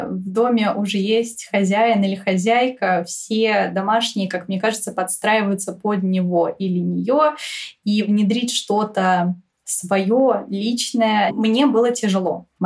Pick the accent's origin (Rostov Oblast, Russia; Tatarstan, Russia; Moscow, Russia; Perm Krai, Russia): Moscow, Russia; Я родилась и выросла в Москве. Все 25 лет своей жизни я прожила здесь.